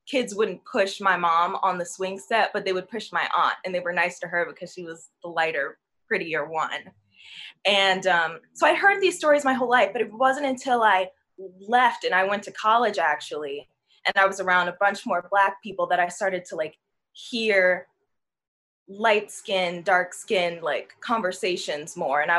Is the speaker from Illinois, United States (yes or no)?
yes; Chicago, Illinois, United States; moved away as an adult; now in Los Angeles, United States; I'm from Chicago, and if you know Chicago, it's very segregated, and I grew up in a very white area.